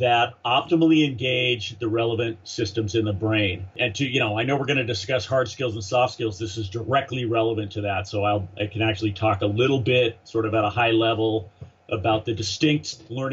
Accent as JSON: {"language": "English", "region": "Southern California", "country": "United States", "moved": "as an adult", "lives_now": "Austin, United States", "said": "I'm a SoCal guy"}